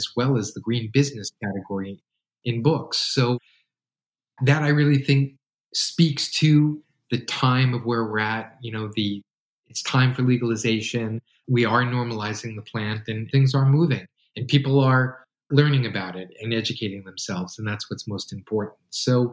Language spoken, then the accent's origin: English; New York, United States; now in West Coast, United States; Growing up in New York